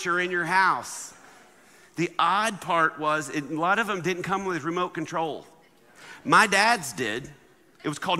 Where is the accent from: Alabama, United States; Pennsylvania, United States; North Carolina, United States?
Alabama, United States; I grew up in Alabama